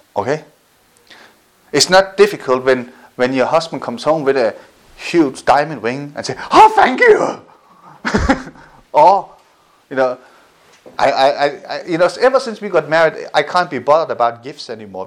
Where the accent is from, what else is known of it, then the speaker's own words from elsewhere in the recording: Denmark; I grew up in Denmark